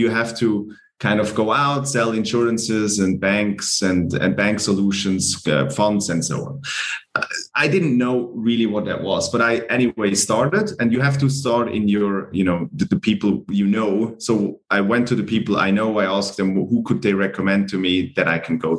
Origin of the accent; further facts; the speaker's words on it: Glarus, Switzerland; moved away as an adult; also born or lived in Fribourg; I studied in Fribourg and I'm from Glarus.